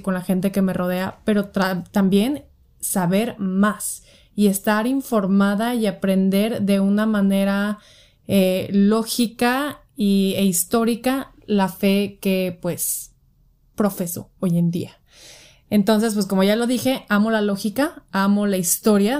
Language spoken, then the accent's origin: Spanish; Guadalajara, Jalisco, Mexico; soy de Guadalajara